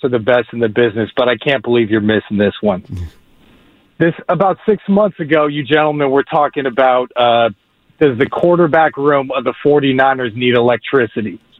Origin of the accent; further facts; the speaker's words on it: California, United States; also born or lived in New York / Los Angeles; from the Bay Area originally.